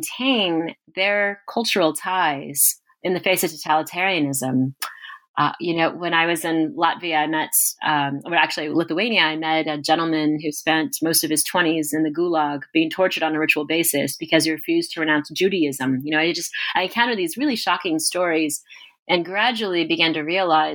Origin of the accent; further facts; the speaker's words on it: Corpus Christi, Texas, United States; moved away as an adult; also born or lived in Moscow; I'm from Corpus Christi, Texas. And that's quite important because I grew up 150 miles from the Mexican border.